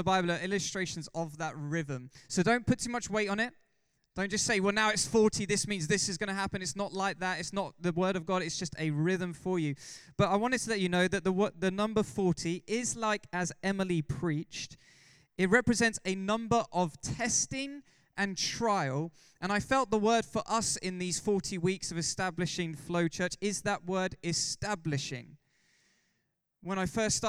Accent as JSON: {"language": "English", "region": "England", "country": "United Kingdom", "said": "We're all English"}